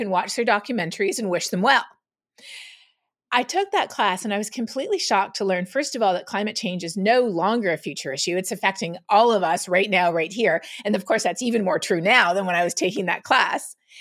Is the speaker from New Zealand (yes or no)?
no; Canada; moved away as an adult; also born or lived in Toronto; now in Texas, United States; growing up in Canada